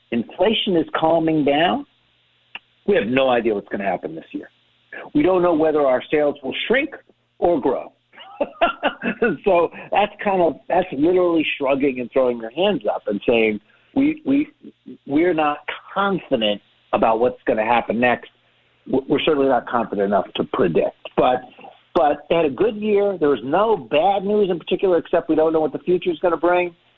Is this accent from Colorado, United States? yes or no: no; Miami, Florida, United States; I grew up in Miami.